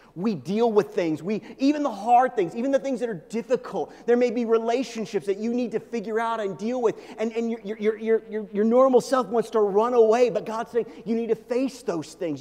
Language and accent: English; Midwest, United States; I grew up in the Midwest, okay? I grew up kind of on the edge of Tornado Alley